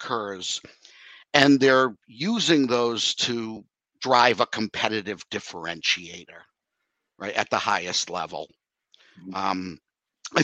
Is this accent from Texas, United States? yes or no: no; Boston, Massachusetts, United States; moved away; also born or lived in New York; growing up in the Boston area, basic Dunkin' Donuts is how we grew up